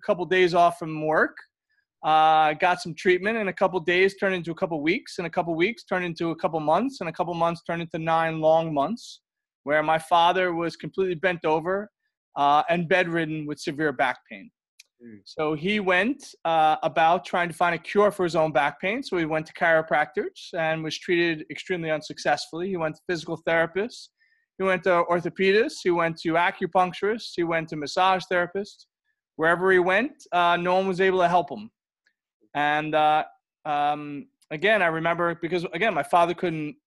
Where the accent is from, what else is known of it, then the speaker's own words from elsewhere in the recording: Long Island, New York, United States; accent: New York; I grew up in Long Island, which is a suburb of New York City